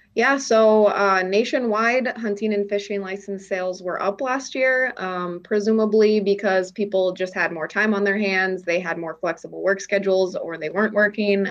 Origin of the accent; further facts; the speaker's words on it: Minneapolis, Minnesota, United States; moved away as an adult; also born or lived in Crookston, Minnesota; now in North Dakota, United States; I am originally from Minnesota, from the Twin Cities, um, but grew up just spending a lot of time um, going up north